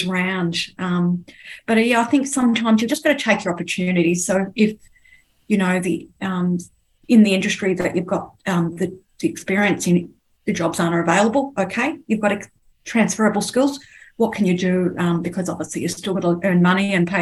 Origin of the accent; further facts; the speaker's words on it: Sydney, New South Wales, Australia; moved away as an adult; now in Melbourne, Australia; I was born in Sydney